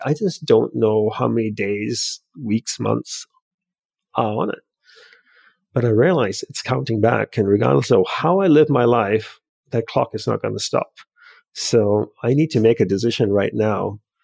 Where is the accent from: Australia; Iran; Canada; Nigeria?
Australia; also born or lived in Hawaii; now in United States; I grew up in Australia, and instead of going back to Australia, I moved from Hawaii to the mainland U S.